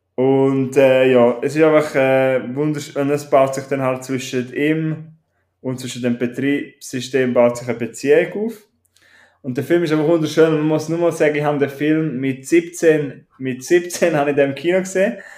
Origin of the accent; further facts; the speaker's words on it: Switzerland; ich bin Schweizer